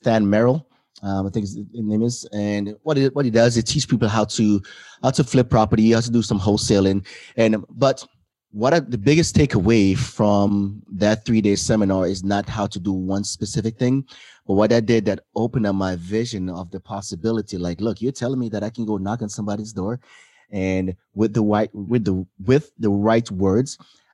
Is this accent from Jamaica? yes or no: yes; Jamaica; also born or lived in Hawaii; now in United States; I come from Jamaica